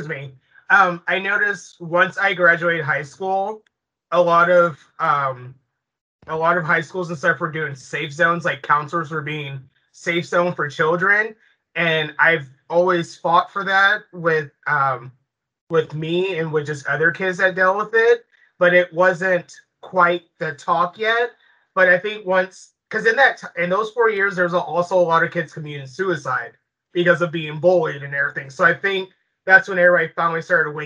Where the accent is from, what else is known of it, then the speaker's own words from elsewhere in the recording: Bakersfield, California, United States; moved away as an adult; now in Salem, United States; I'm from Bakersfield, California. It's a very, very conservative city